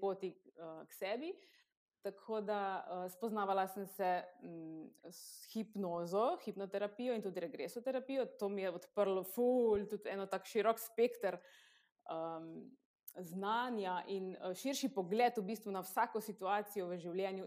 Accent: Kostanjevica na Krki, Slovenia; prihajam iz Kostanjevice na Krki

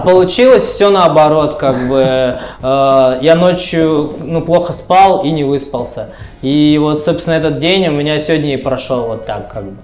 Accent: Tyumen, Tyumen Oblast, Russia; мне 36 лет, я родился в Тюмени.

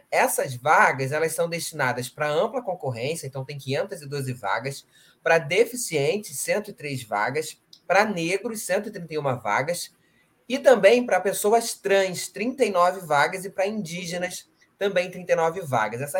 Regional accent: Rio de Janeiro, Brazil; sou carioca mesmo

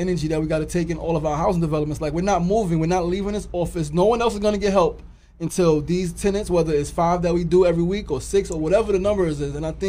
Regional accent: New York City, New York, United States; also born or lived in South Jamaica, Queens; I mean, just 36-year-old dad, man. Brother just striving to make progress in our communities. Born in South Jamaica, Queens, raised in Queensbridge.

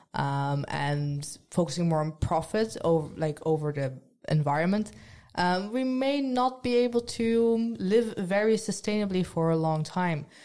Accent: Netherlands; moved away as an adult; now in Trondheim, Norway; I'm from the Netherlands

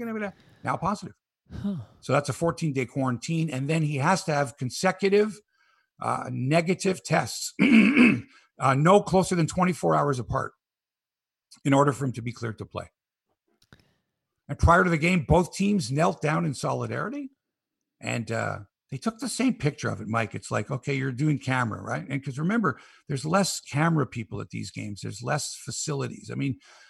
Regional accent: Canada

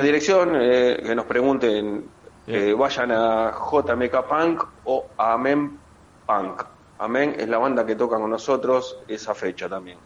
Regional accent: Avellaneda, Buenos Aires Province, Argentina; somos todos de Villa Domínico, partido de Avellaneda.

